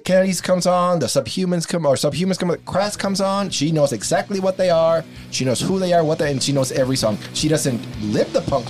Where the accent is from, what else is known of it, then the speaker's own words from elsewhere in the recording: Brownsville, Texas, United States; moved away; I grew up in Brownsville, Texas, which is the border.